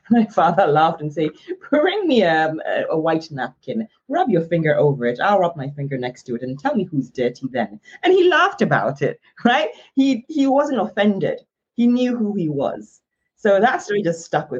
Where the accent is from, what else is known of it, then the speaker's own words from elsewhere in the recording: Ghana; My childhood, when I was born and raised in Ghana, was a very colorful, vibrant one